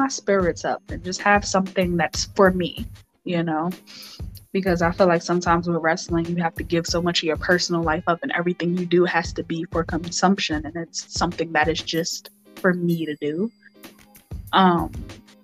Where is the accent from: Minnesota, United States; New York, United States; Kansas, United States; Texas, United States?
New York, United States; New York City; I'm from the Bronx